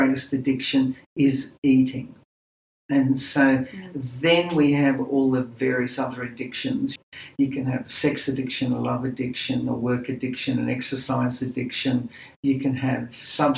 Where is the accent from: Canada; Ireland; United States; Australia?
Australia; I was born in Australia, my parents are Greek